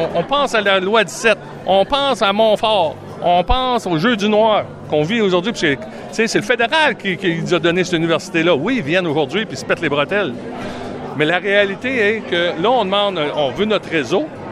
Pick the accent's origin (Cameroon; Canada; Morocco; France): Canada; Ontario; on est franco-ontarien, francophile